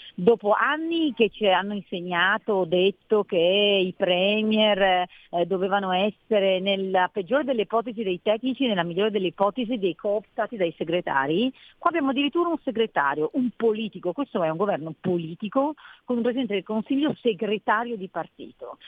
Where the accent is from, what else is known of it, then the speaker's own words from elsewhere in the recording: Cuneo, Piedmont, Italy; moved away as an adult; also born or lived in Lombardy; sono piemontese nata a Cuneo. Sono eh. arrivata in Lombardia a 18 anni quindi mi sento abbastanza lombarda